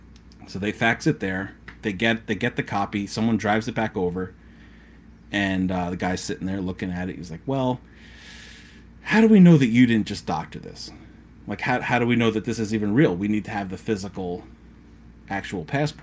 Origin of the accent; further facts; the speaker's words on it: United States; we're American.